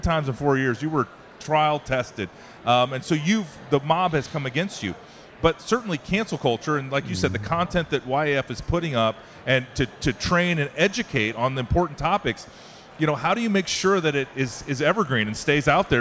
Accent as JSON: {"language": "English", "region": "Iowa", "country": "United States", "said": "I'm from Iowa"}